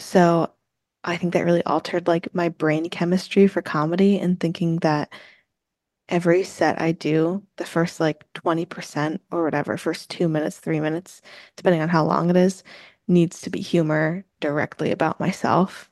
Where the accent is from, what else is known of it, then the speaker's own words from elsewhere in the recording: New Jersey, United States; since I'm from New Jersey